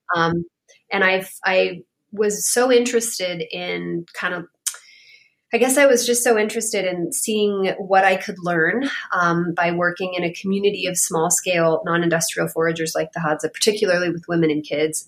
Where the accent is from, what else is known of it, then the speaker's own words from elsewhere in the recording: Bay Area, California, United States; moved away; I am from the Bay Area. I am I'm from California originally